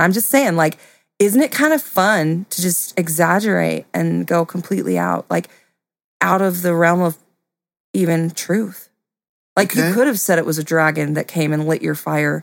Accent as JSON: {"language": "English", "area": "Middle America", "region": "Midwest", "country": "United States", "tie": "born or raised there", "said": "I grew up in America, Middle America."}